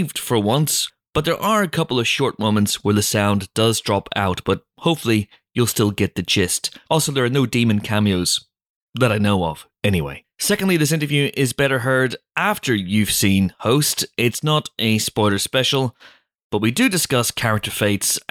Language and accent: English; United Kingdom; We're British